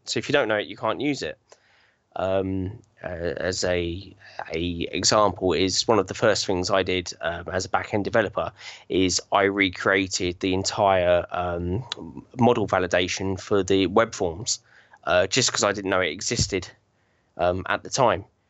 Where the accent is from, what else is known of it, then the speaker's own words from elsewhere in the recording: Chertsey, South East England, United Kingdom; now in Binfield, United Kingdom; I was, uh, born and bred in Chertsey, um, southeast of, uh, England